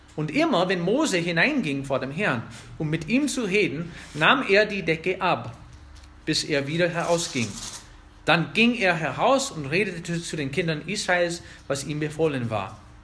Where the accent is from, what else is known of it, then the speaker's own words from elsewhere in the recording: United States; German is a second language; now in Germany; ich bin Amerikaner